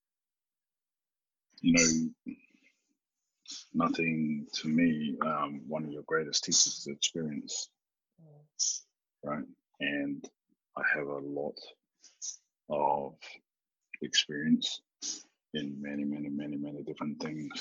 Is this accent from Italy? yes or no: no; New Zealand; I am Māori from New Zealand